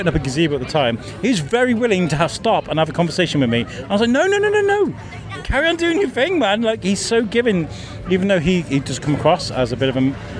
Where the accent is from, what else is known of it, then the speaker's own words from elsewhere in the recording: Wales, United Kingdom; also born or lived in Telford; now in Shrewsbury, United Kingdom; I grew up in Wales.